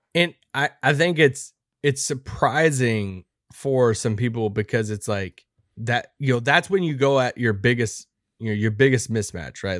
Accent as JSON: {"language": "English", "town": "Campbellsville", "region": "Kentucky", "country": "United States", "tie": "born or raised there"}